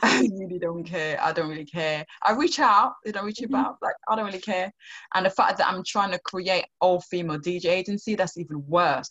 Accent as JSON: {"language": "English", "country": "Sierra Leone", "tie": "born or raised there", "moved": "yes", "lives_now": "United Kingdom", "said": "growing up in Sierra Leone"}